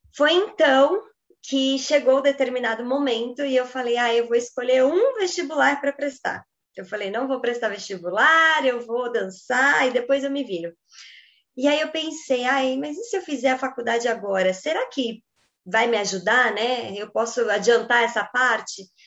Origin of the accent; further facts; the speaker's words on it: Brazil; nós que somos brasileiras